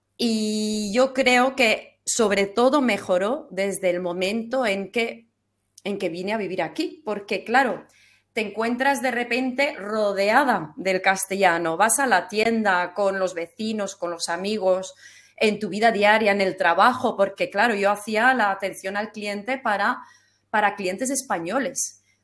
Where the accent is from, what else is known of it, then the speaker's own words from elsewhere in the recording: Flanders, Belgium; first language German; Spanish is a second language; moved away as an adult; now in Valencia, Spain; cuando yo nací ellos ya vivían en Flandes, pero ellos seguían hablando entre sí el alemán